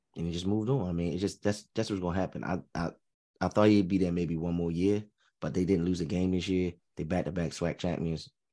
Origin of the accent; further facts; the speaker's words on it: United States; as an American